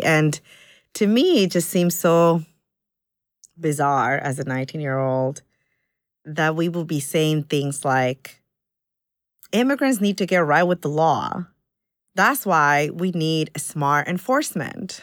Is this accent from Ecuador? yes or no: yes; Ecuador; moved away; I was born in Ecuador